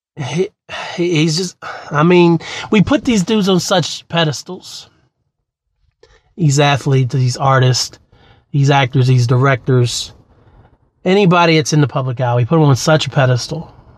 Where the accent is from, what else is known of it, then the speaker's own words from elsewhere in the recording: West Virginia, United States; I was born and raised in West Virginia because I was here. I've been here most of my life only in Virginia for nine years